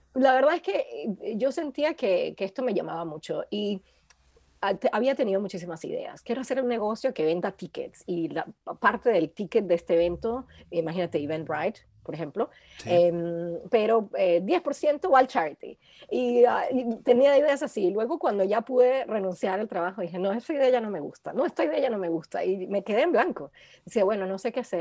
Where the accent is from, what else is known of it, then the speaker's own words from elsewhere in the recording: Caracas, Capital District, Venezuela; moved away as an adult; also born or lived in Colombia; now in London, United Kingdom; crecimos todos en Caracas